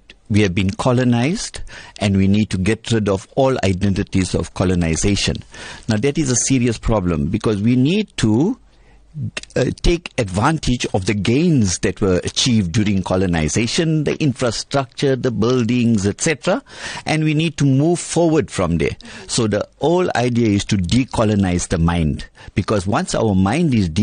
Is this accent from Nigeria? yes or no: no; South Africa; we are South Africans of Indian origin